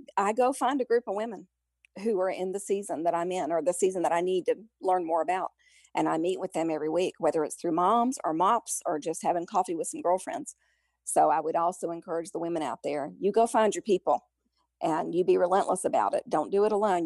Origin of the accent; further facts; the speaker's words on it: Memphis, Tennessee, United States; moved away as an adult; I grew up in Memphis